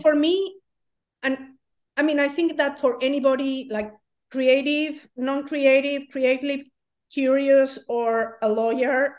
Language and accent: English; Mexico; moved away as an adult; now in United States; I'm from Mexico. In Mexico, it's very common that you do a lot of things